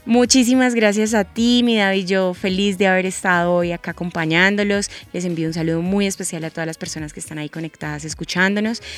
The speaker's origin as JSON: {"language": "Spanish", "town": "Bucaramanga", "region": "Santander", "country": "Colombia", "said": "Yo soy de Bucaramanga y en Bucaramanga se da muchísimo este género"}